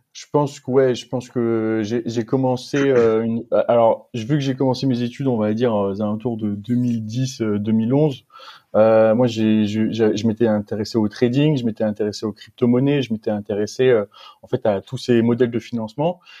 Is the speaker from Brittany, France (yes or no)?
no; Metz, Grand Est, France; moved away as an adult; also born or lived in Strasbourg / Montpellier; now in Aix-en-Provence, France; je suis natif de Metz